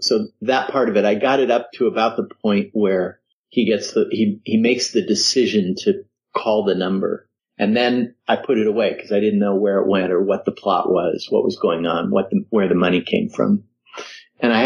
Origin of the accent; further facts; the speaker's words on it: Denver, Colorado, United States; moved away; I grew up in Colorado